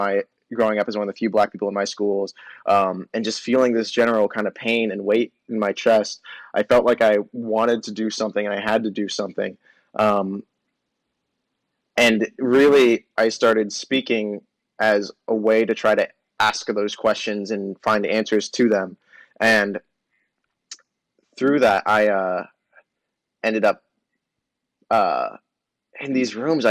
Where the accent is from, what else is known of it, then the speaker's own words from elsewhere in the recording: Austin, Texas, United States; I grew up in South Austin